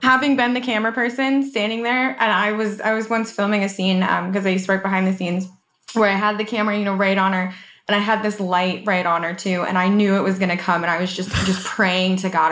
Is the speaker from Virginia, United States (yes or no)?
no; Colorado, United States; moved away; I'm from Colorado originally